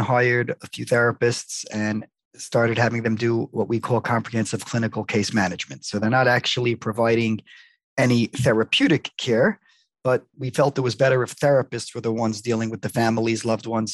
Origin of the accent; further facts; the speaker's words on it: New York City, New York, United States; Born and raised in Brooklyn